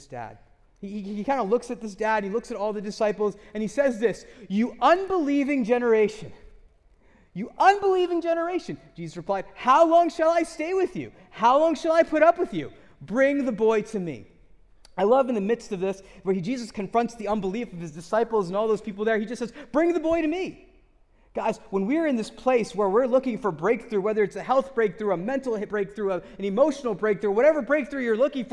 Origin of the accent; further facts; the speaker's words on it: United States; I grew up in America, in the West, where we have a bias towards scientific rationalism